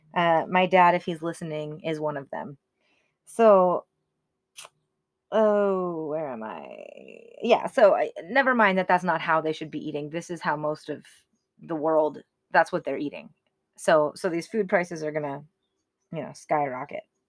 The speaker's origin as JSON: {"language": "English", "country": "United States", "tie": "born or raised there", "said": "I was raised here in America"}